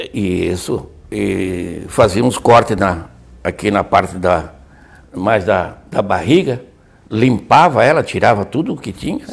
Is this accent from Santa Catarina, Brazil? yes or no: yes; Imbituba, Santa Catarina, Brazil; Nascemos em Bituba, que era distrito de Laguna